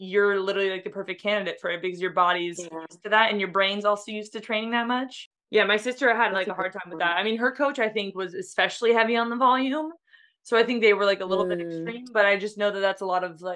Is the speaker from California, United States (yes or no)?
yes; San Diego, California, United States; I grew up in San Diego.